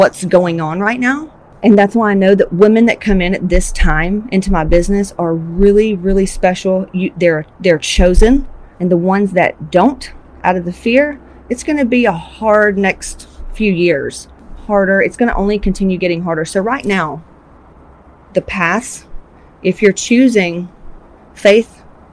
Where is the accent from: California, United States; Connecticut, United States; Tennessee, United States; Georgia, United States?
Georgia, United States; I'm from Georgia, Southern Baptist